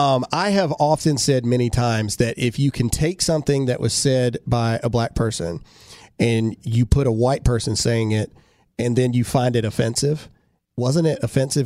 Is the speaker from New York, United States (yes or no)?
no; Mississippi, United States; in trouble our very first episode because we're from Mississippi, so we said caveat.